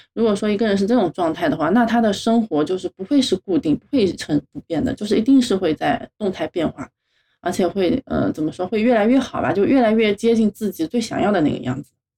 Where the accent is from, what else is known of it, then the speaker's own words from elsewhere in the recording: Hangzhou, Zhejiang, China; 我是杭州人，然后毕业以后呢，就在杭州定居了